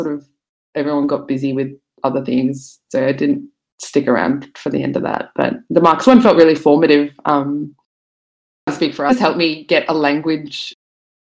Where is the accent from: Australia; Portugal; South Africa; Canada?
Australia; Brisbane, Queensland; moved away as an adult; also born or lived in Sydney; now in Melbourne, Australia; I grew up in Brisbane, moved in my early 20s